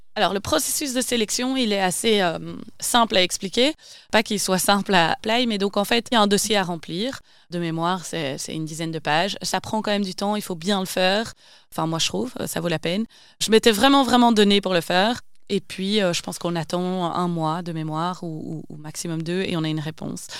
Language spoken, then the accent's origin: French; Wavre, Wallonia, Belgium; also born or lived in Brussels / Asia; j'ai grandi à Wavre, dans le Brabant Wallon